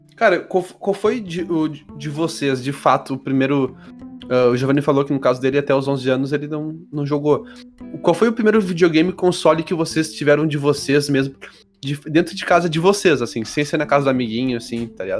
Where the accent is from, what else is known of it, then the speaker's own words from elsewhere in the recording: Porto Alegre, Rio Grande do Sul, Brazil; eu sou de Porto Alegre